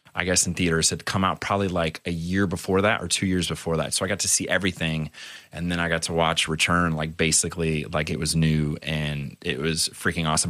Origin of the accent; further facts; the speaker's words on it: San Diego, California, United States; I was growing up in San Diego